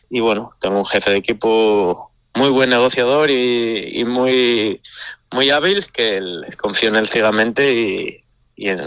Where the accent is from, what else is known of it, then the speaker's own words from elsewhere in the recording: Asturias, Spain; Bueno, y en mi pueblo, con que en mi pueblo más aún que nos llevamos el supercampeonato y la Suiza. O sea, en un pueblo tan pequeño, una villa tan pequeña